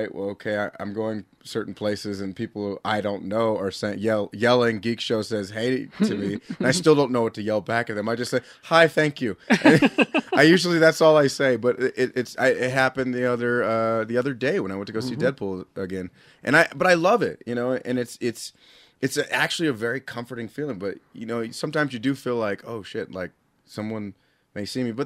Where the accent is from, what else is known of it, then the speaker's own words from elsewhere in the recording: California, United States; moved away as an adult; now in Utah, United States; I've been out here in Utah for 14 years. I'm originally from California